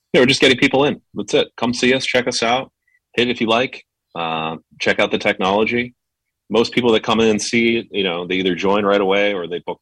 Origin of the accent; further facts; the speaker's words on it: New Hampshire, United States; moved away; I grew up in New England, in New Hampshire, about 30 minutes from where you were last week